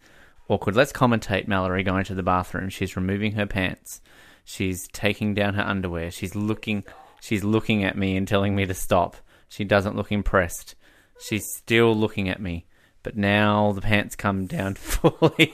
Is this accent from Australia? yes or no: yes; Australia; moved away as an adult; now in Canada; as an Australian